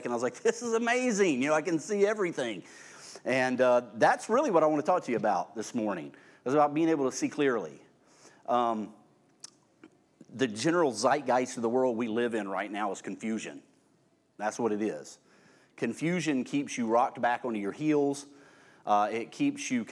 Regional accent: Irvington, United States; I grew up at that time out in Irvington

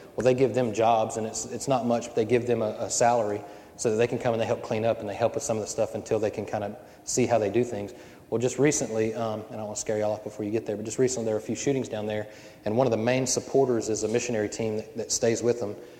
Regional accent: Cajun, Louisiana, United States; I'm Cajun

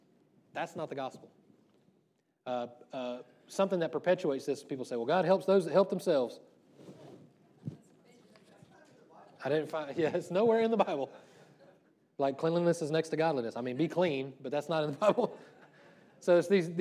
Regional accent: the South, United States; when I was growing up in the South

